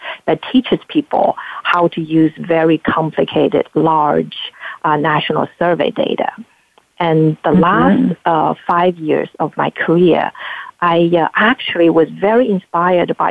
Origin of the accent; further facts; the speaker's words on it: Anhui, China; moved away as an adult; also born or lived in Beijing, China; now in United States; I actually was born and raised in China, in the southeast portion of China called Anhui Province